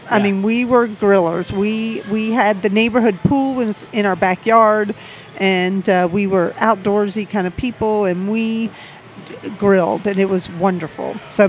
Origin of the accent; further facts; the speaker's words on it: Savannah, Georgia, United States; now in Atlanta, United States; I grew up in Savannah, Georgia.